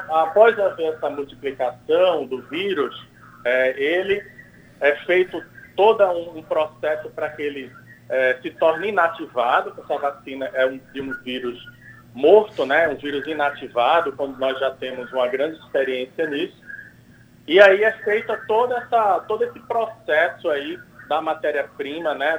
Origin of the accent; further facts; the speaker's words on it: Paraíba, Brazil; now in São Paulo, Brazil; Eu que sou paraibano e que estou aqui em São Paulo participando dos estudos da vacina